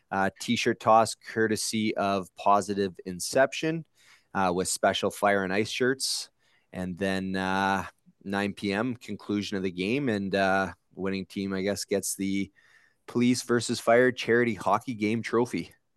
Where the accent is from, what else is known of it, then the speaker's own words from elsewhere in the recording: Sudbury, Ontario, Canada; born and raised in Sudbury